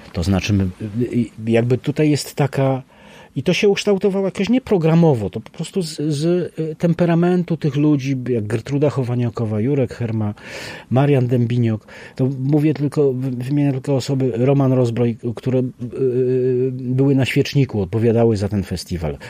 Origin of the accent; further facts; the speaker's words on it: Bielsko-Biała, Silesian Voivodeship, Poland; ja jestem z Bielska Białej